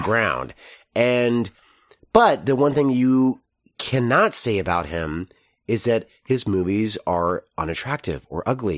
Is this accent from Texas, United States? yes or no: yes; Texas, United States; grown as a Texan